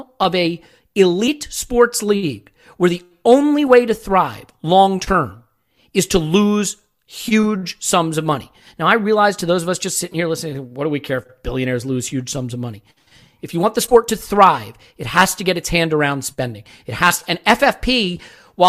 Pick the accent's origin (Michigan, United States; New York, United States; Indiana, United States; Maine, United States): New York, United States; New York area, United States; also born or lived in Chicago; I was born in Chicago, developed my Chicago sports loyalties young, but actually was raised in the New York area